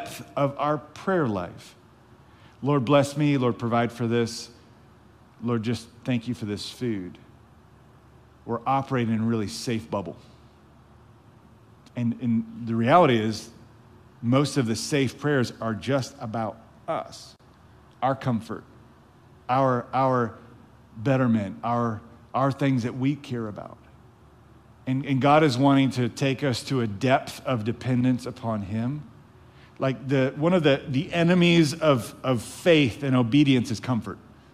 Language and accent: English; the South, United States; We were raised in the South